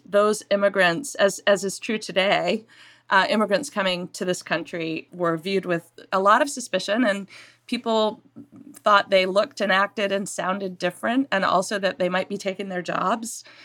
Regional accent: Maine, United States; also born or lived in England; I grew up in Maine. I was born in England.

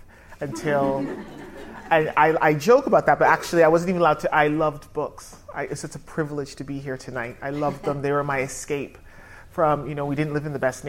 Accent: Toronto, Ontario, Canada; moved away as an adult; also born or lived in North London, United Kingdom; now in London, United Kingdom; just to explain my accent, I was born here in North London, but then raised in Canada, in Toronto. And I came back here 15 years ago

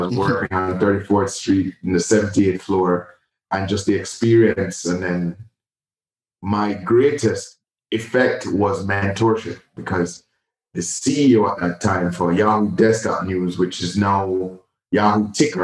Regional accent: Jamaica; moved away as an adult; also born or lived in New York; Born and raised in Jamaica

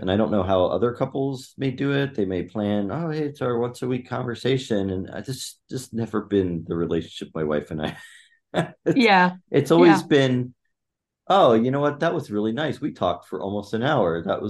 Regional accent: Chiang Mai, Thailand; My parents took my sister and I halfway around the world to Thailand when I was 7, and I grew up in Chiang Mai, Thailand.

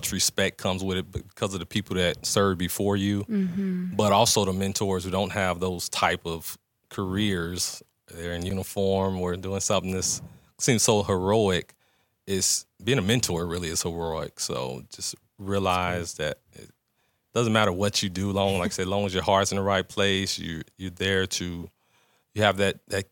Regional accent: Gary, Indiana, United States; moved away; also born or lived in Phoenix; growing up, especially once I left Gary

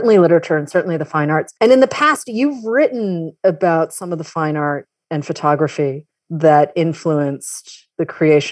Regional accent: outside of Boston, Massachusetts, United States; I grew up outside of Boston.

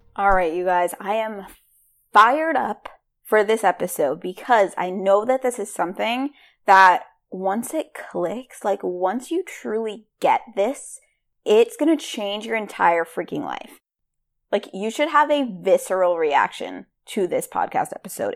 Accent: Rhode Island, United States; I am from Rhode Island

